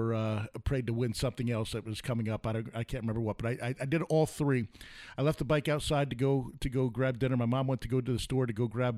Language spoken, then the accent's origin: English; New York, United States; moved away; I grew up in New York, and we had a camp.